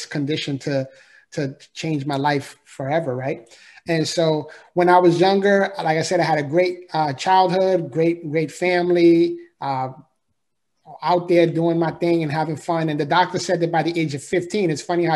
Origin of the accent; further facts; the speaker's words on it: New York City, New York, United States; moved away as an adult; also born or lived in Florida; I was born and raised in the Bronx, New York, so I'm a city boy